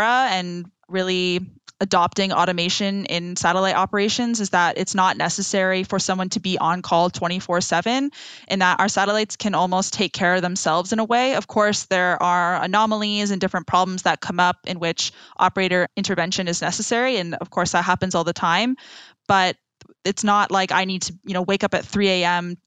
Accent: Canada; moved away as an adult; also born or lived in France; now in Silicon Valley, United States; I come from Canada, where we do have two official languages

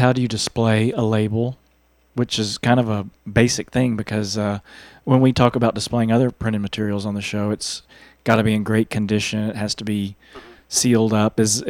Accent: Texas, United States; I am from Texas

